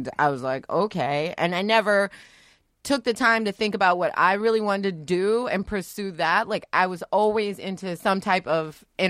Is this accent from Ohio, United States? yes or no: yes; Dayton, Ohio, United States; I grew up in Dayton, Ohio. I didn't grow up in a nice suburb.